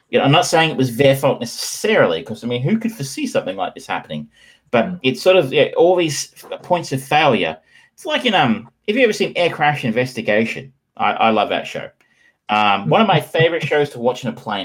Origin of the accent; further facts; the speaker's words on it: Geelong, Victoria, Australia; I grew up in Geelong.